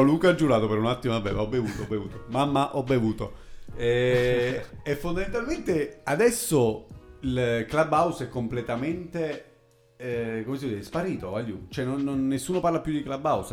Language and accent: Italian; Pescara, Abruzzo, Italy; di Pescara, della mia città natale